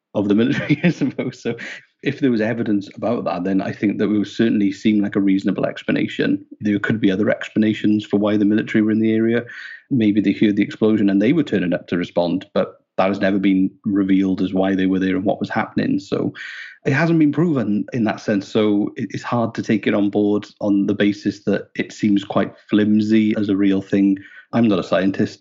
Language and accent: English; Wales, United Kingdom; moved away as an adult; now in Nova Scotia, Canada; I'm Welsh